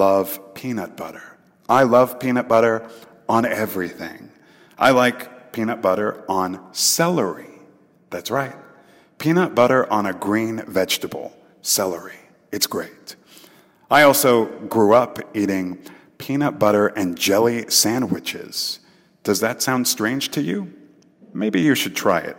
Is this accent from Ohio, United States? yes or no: no; Texas, United States; I am from Texas, and we have our own Texas-style barbecue